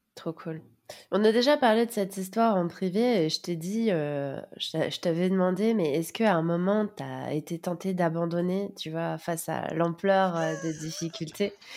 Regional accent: France; moved away as an adult; now in Sofia, Bulgaria; en tant que Français

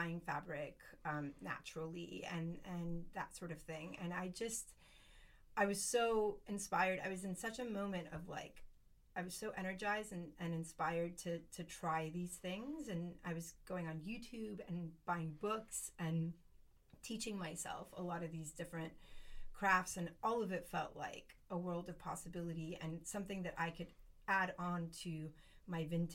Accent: United States; moved away as an adult; also born or lived in Spain; now in Garraf, Spain; I grew up in the States

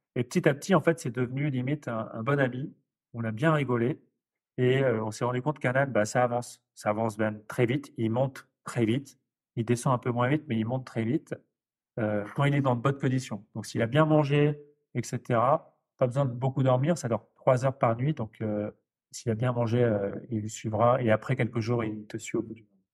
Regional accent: Nord, Hauts-de-France, France; je suis né dans le Nord, donc quelqu'un du plat pays

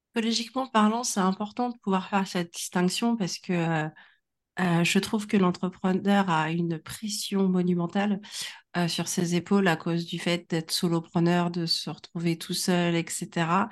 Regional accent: Normandy, France; also born or lived in Congo; now in Nantes, France; je ne suis pas nantaise, j'habite à Nantes, euh, je viens de ma bonne vieille Normandie, et sinon, euh, je suis du Congo, donc je suis une Congolaise normande

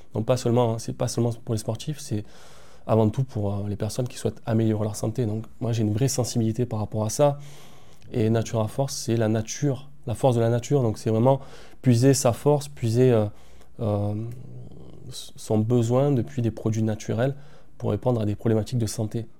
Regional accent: Marseille, Provence-Alpes-Côte d'Azur, France; moved away as an adult; now in La Valette-du-Var, France; je suis originaire de Marseille.

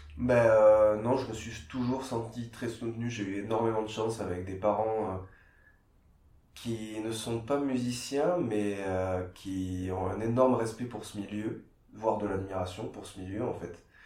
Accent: Castres, Occitania, France; also born or lived in Geneva; now in Montpellier, France; je suis né à Castres, dans le Tarn, près de Toulouse

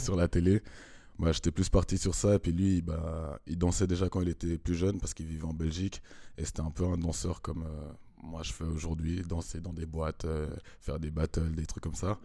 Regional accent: Switzerland; also born or lived in Congo; je suis arrivé en Suisse quand j'avais une année.

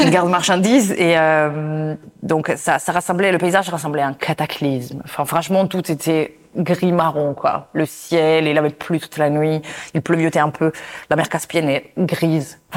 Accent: Italy; je suis italienne

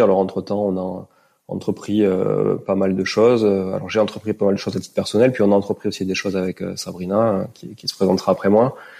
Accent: Toulouse, Occitania, France; moved away; also born or lived in Montreal, Canada; je suis euh, d'origine toulousaine parce que je suis né à Toulouse

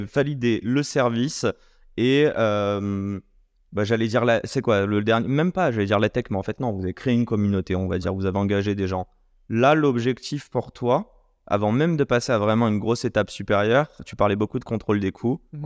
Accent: Morocco; On est marocain.

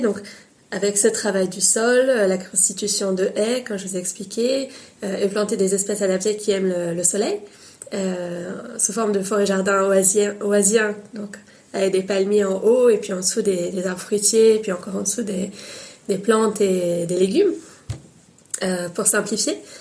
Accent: Paris, Île-de-France, France; also born or lived in Tunisia / Brittany; j'ai une mère bretonne et un père tunisien, et je suis née à Paris

